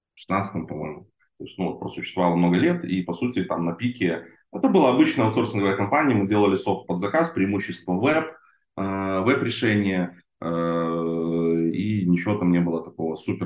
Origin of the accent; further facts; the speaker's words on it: Belarus; moved away as an adult; now in Israel; я же с Беларуси сам родом, вот, в те годы я жил в Беларуси